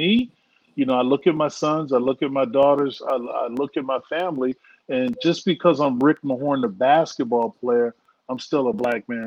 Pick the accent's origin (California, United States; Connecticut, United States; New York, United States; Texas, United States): Connecticut, United States; Hartford; where I grew up in Hartford, Connecticut.